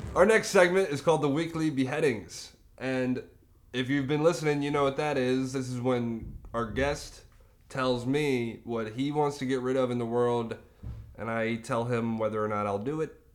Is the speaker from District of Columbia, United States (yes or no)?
no; Charlotte, North Carolina, United States; was born and raised in the Charlotte area